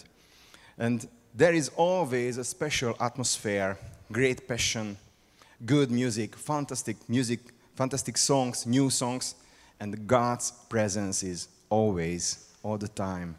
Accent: Hungary; English is a second language; I came from Hungary. This is a very small and unique country on the eastern side of Middle Europe

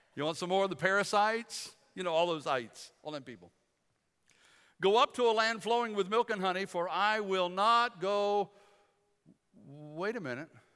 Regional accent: Detroit, Michigan, United States; When I was a kid growing up in Michigan, we, uh, we used to go to summer camp in Kalamazoo, western side of the state. I was from the Detroit area

